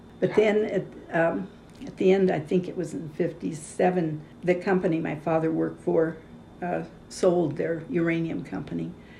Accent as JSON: {"language": "English", "region": "Oregon", "country": "United States", "tie": "born there", "also_born_or_lived": "Los Angeles", "said": "And so they went first to Oregon a few years, and that's where I was born. And then they went to Los Angeles looking for work."}